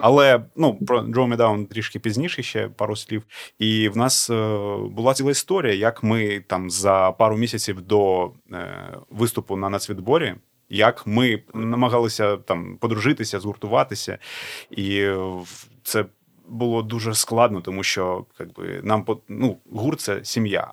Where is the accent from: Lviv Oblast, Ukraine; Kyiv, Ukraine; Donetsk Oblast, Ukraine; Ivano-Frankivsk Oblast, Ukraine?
Donetsk Oblast, Ukraine; Donetsk; я з Донецьку